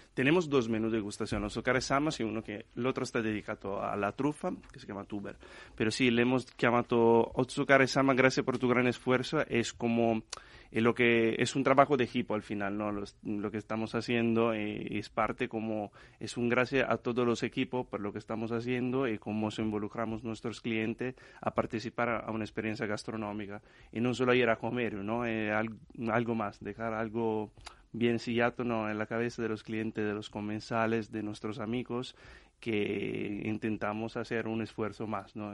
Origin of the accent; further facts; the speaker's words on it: Trino, Piedmont, Italy; Spanish is a second language; moved away as an adult; now in Spain; La tierra de los arrozales al final es mi pueblo ¿no? en Italia